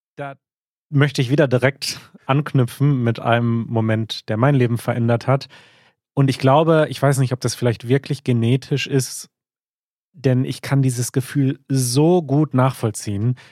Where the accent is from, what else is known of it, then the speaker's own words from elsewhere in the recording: Germany; first language German; ich bin ja voll in Deutschland aufgewachsen, deutschsprachig aufgewachsen, bin in Deutschland zur Schule gegangen.